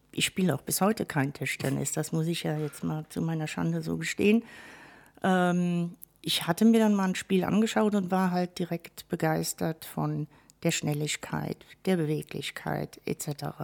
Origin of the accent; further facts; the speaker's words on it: Westerburg, Rhineland-Palatinate, Germany; also born or lived in Wirges; Gebürtig bin ich ein echtes Wellermädchen in der Tat. {S1} Oh. Ähm, Wirges, gar nicht so weit weg. Mhm. Genau. Hat mich dann in jungen Jahren, hat meine Mutter uns dann in den höheren Westerwald äh, verschleppt, sozusagen, {S0} nach Westerburg.